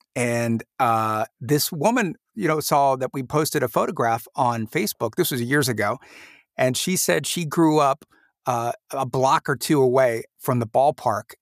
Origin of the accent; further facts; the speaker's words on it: Mansfield, Ohio, United States; also born or lived in Orlando, Florida; after we moved from Orlando, we went back to Ohio where I was born